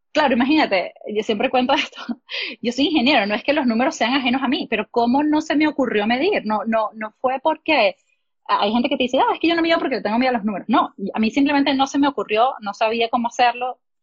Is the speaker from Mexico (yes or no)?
no; Venezuela; moved away as an adult; also born or lived in Oklahoma; yo de Venezuela